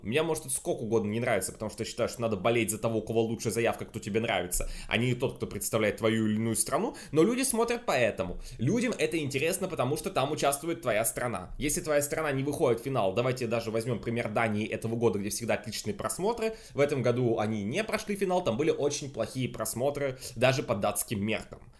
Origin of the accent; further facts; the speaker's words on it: Russia; я из России